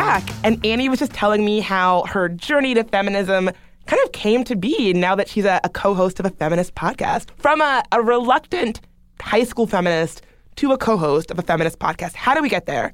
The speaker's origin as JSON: {"language": "English", "region": "the South", "country": "United States", "tie": "born or raised there", "said": "I grew up in the South. I grew up in a pretty, you know, good old boy Southern"}